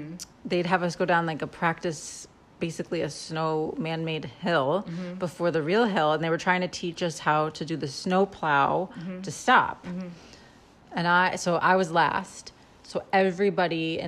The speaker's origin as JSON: {"language": "English", "area": "Adirondacks", "region": "New York", "country": "United States", "tie": "born or raised there", "said": "We grew up in the Adirondacks"}